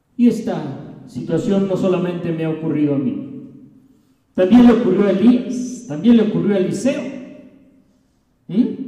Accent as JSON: {"language": "Spanish", "region": "Mexico City", "country": "Mexico", "moved": "yes", "lives_now": "Morelos, Mexico", "said": "Yo vengo del Distrito Federal"}